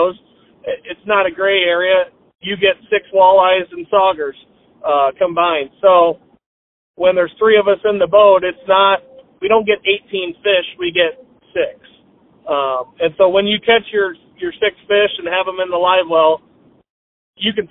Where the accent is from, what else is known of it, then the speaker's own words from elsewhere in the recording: United States; I grew up on Pool 14 of the Mississippi River